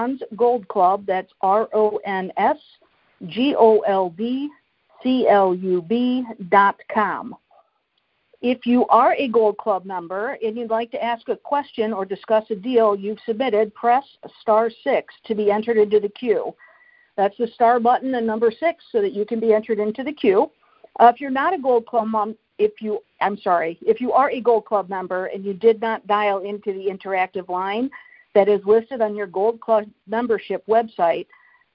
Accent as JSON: {"language": "English", "region": "Indiana", "country": "United States", "also_born_or_lived": "Chicago, Illinois", "said": "I am from Indiana or Chicago, bounce back and forth between them both"}